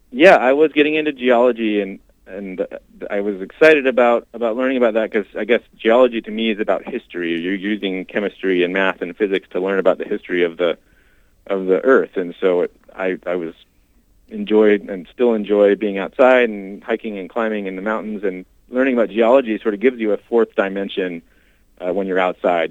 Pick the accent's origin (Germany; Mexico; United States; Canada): United States; Washington; moved away as an adult; now in Minnesota, United States; So I grew up in Washington State